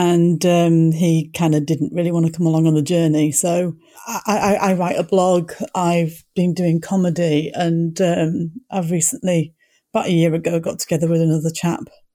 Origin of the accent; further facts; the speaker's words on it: Leeds, Yorkshire and the Humber, United Kingdom; moved away as an adult; now in Kapiti Coast, New Zealand; I'm clearly not from New Zealand originally, and I come from Leeds in West Yorkshire.